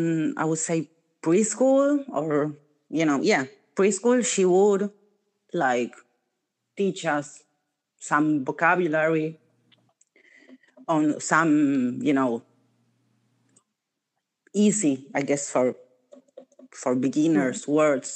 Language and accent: English; Buenos Aires, Argentina; first language Spanish; English is a second language; My first language is Spanish.